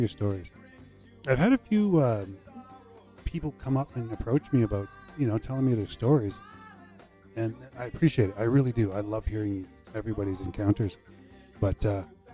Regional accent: Saskatchewan, Canada; my hometown where I'm from in Saskatchewan

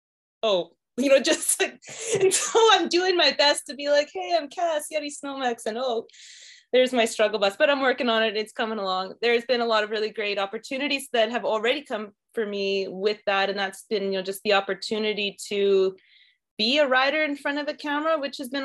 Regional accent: Saskatchewan, Canada; moved away as an adult; the way I grew up in Saskatchewan

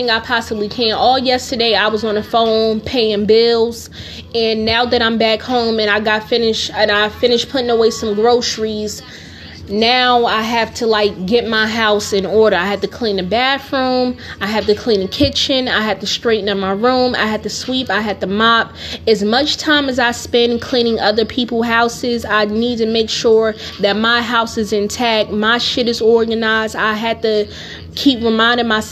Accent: Newark, New Jersey, United States; I grew up in Newark

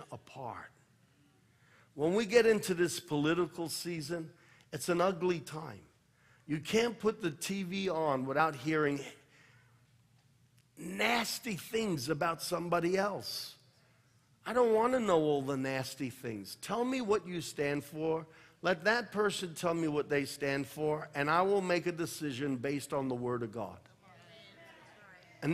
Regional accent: United States; I am an American

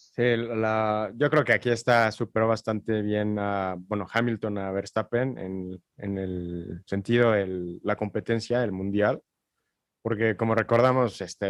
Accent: Mexico; como mexicano y como compatriota

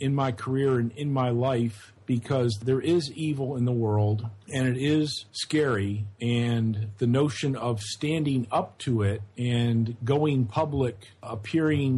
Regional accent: Geneva, New York, United States; moved away as an adult; now in Auburn, United States; I was born in America. My relatives emigrated from Ireland after the famine in the 1880s. And so I'm, a fourth generation Irish American, and originally grew up in upstate New York in a town called Geneva, New York

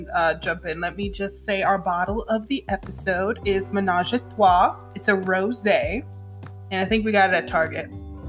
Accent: New York, United States; now in Atlanta, United States; We're from New York

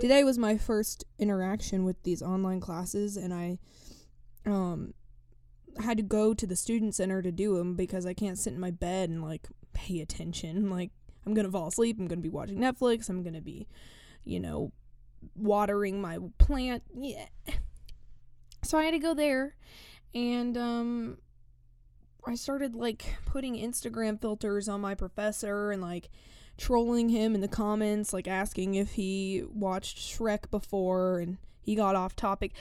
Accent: East Tennessee, United States; first language English; I come from East Tennessee

